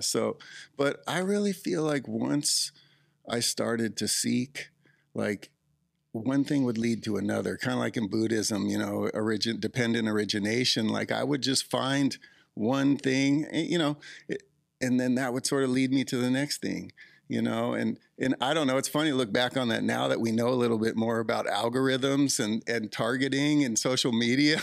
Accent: Southern California, United States; also born or lived in Ojai; I grew up in Southern California, so we got to go Disneyland in eighth grade

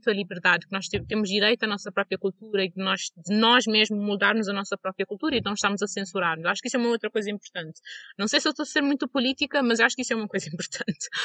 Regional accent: Portugal; born there; Até porque eu nasci em Portugal, mas uh, o pedaço de Portugal que eu tenho foi quando eu estava no liceu e na universidade e nada disso, tipo, eu não cresci lá

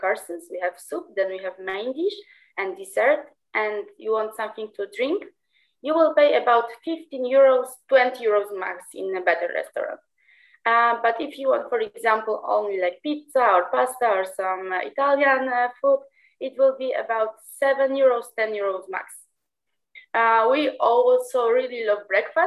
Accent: Trzcinica, Poland; English is a second language; moved away as an adult; also born or lived in Krakow, Poland; now in Porto, Portugal; I'm from a small village called Trzcinica. It's in the south of the country, but I'm living in Krakow for 5 years now

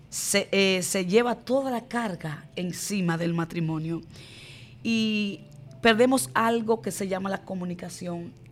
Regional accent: Barahona, Dominican Republic; Conozco al Señor a través de una poderosa campaña que fue dada en mi ciudad natal, Barahona.

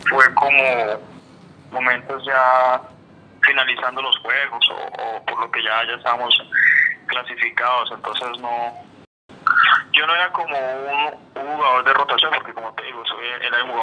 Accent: Cali, Valle del Cauca, Colombia; now in Bucaramanga, Colombia; yo soy de, de Cali

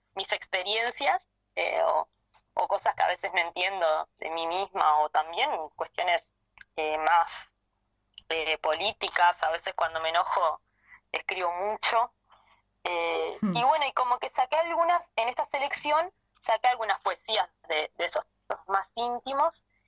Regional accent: Maldonado, Uruguay; soy de Maldonado, que soy parte del colectivo que arda

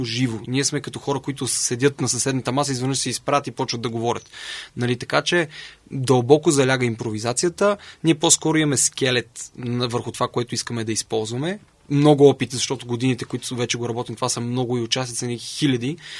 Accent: Sofia, Sofia City, Bulgaria; Родом съм от София. Все още живее с нашите

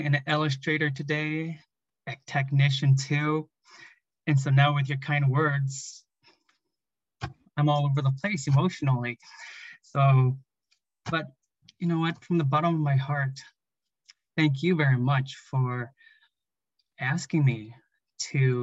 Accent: Minnesota, United States; I am a Hmong American who was born and raised in Minnesota

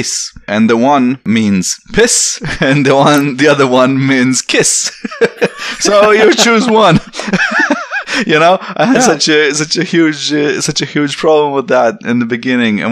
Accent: Romania; English is a second language; moved away as an adult; also born or lived in Västervik, Sweden; I have an accent. I'm Romanian

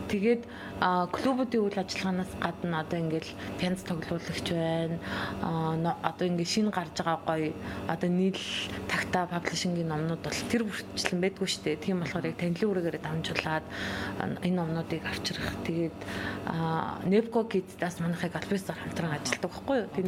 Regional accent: Mörön, Khövsgöl, Mongolia; also born or lived in Ulaanbaatar; өссөн төрсөн нутаг болох өсгөлтэй ирсэн

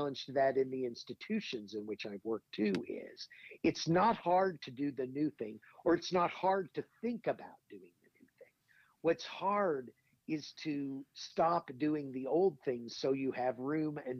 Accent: Indiana, United States; moved away as an adult; also born or lived in Madison, New Jersey; I grew up in Indiana, and I grew up actually for a while right outside Indianapolis

